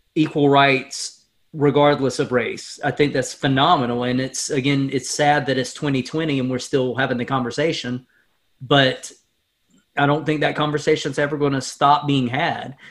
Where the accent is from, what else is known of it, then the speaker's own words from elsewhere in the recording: Stokes County, North Carolina, United States; growing up in Stokes County